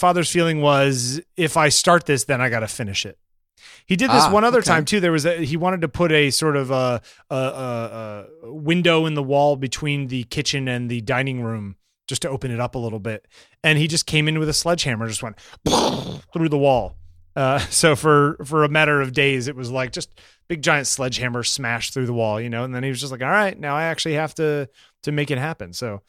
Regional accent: Southbury, Connecticut, United States; the house that I grew up in Southbury, Connecticut had a big sort of atrium-like living room

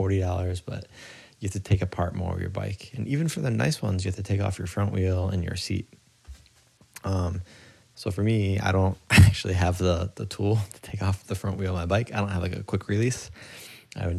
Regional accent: Midwest, United States; moved away as an adult; now in Kobe, Japan; where I grew up in the Midwest, but in America.

